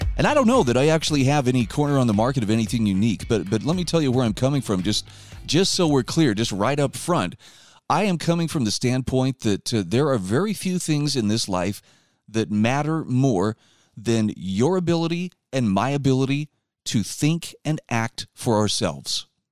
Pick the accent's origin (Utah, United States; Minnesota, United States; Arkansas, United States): Utah, United States; my home state of Utah